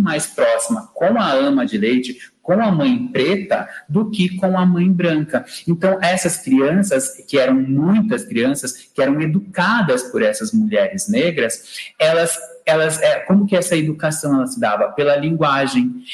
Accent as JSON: {"language": "Portuguese", "country": "Brazil", "said": "nós brasileiros falamos português"}